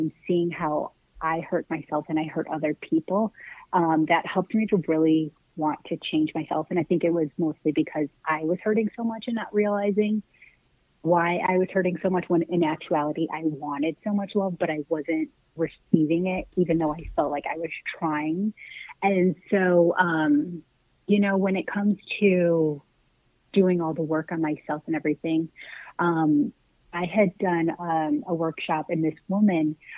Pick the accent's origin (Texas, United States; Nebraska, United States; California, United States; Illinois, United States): Illinois, United States; Chicago; now in Phoenix, United States; I'm from the Chicagoland area